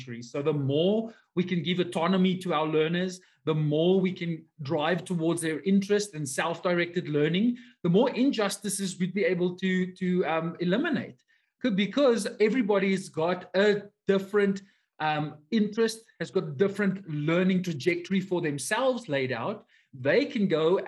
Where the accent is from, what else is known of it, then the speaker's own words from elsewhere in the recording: South Africa; I am from South Africa